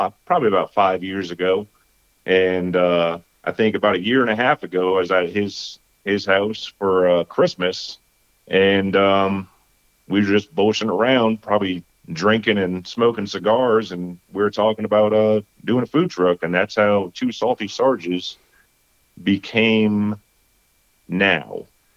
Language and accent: English; East Haven, Connecticut, United States; moved away as an adult; I grew up in East Haven, Connecticut, which is right outside of New Haven, Connecticut.